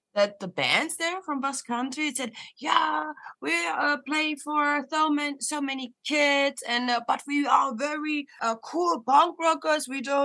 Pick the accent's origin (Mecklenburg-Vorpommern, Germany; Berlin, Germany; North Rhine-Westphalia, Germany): Berlin, Germany; now in Netherlands; I'm from Berlin, and in Berlin, it's a big city.